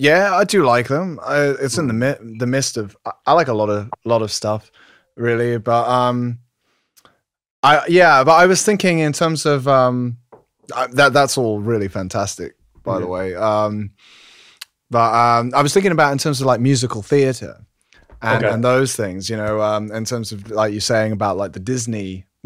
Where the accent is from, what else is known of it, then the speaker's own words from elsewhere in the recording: London, United Kingdom; I'm originally from London, and I kind of throughout my life just kept moving out of London and back to London.